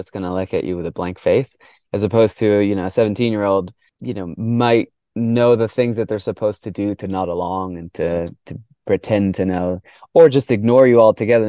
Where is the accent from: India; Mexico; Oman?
Mexico; born there; first language Spanish; So I was born in Mexico. I grew up in our household. We spoke Spanish.